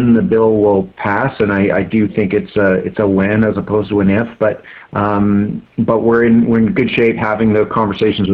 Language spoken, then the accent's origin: English; Brampton, Ontario, Canada; I grew up in Brampton, so I'm familiar with Woodbine